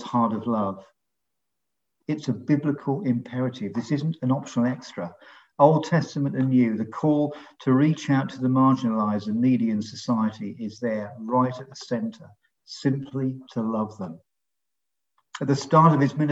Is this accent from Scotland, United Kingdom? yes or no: no; London, United Kingdom; moved away as an adult; now in Long Ashton, United Kingdom; We're originally from London, but we've been in Bristol for just over 40 years now.